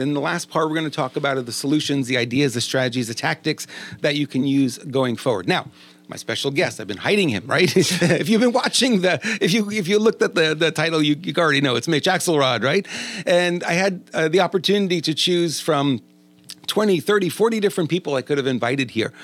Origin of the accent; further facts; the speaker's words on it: New York, United States; accent: New York; now in California, United States; We're both from New York